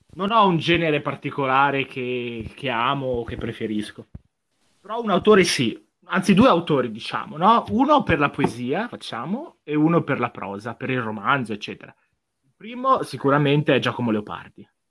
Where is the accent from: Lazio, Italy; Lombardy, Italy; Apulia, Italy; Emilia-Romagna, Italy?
Lombardy, Italy; Como; Sono di Como, non di Sondrio come loro